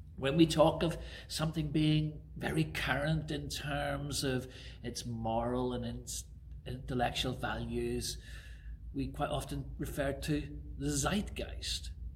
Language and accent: English; Belfast, Northern Ireland, United Kingdom; now in Harrow, United Kingdom; where I grew up in Belfast